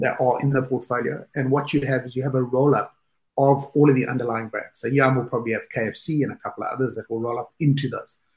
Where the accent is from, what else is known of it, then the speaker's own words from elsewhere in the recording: South Africa; moved away as an adult; now in United Kingdom; as a South African, I was working in South Africa when I started off. Today, I'm based in the UK